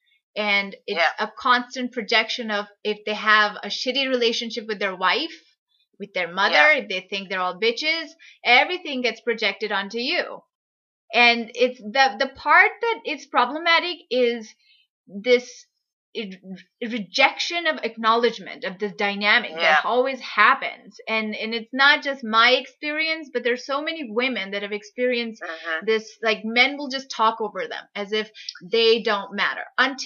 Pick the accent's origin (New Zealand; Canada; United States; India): India; I'm from India